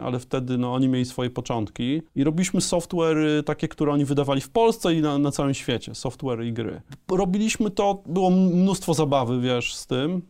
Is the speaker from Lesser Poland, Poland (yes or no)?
no; a small village near Leszno, Greater Poland, Poland; My pochodzimy z małej wsi e, e, pod Lesznem